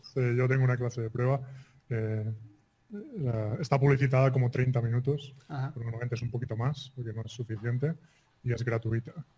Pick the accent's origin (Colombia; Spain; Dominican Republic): Spain; soy de España